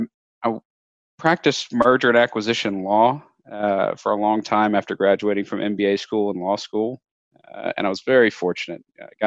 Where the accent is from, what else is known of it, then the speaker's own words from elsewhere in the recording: Lafayette, Louisiana, United States; Yeah, I was born and raised in South Louisiana in a town called Lafayette. It's about 120,000 people, so big for Louisiana, but small by big city standards.